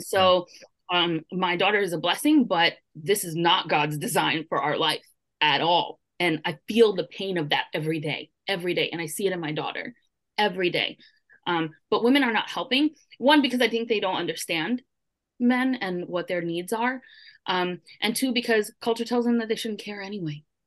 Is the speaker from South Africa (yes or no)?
no; Brooklyn, New York, United States; I'm from Brooklyn, and I'm Puerto Rican